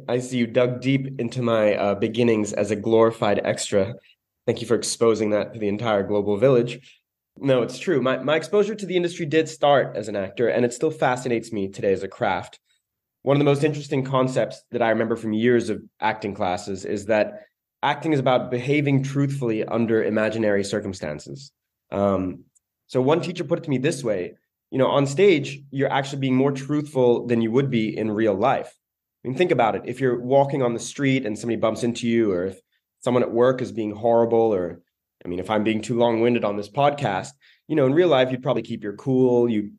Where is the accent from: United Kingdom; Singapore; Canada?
Singapore; Growing up in Singapore, I always felt super connected to India. My high school was something like one-third South Asian.